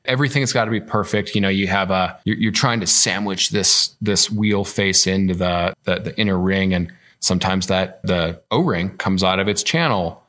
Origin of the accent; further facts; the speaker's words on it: Illinois, United States; moved away; I'm from Illinois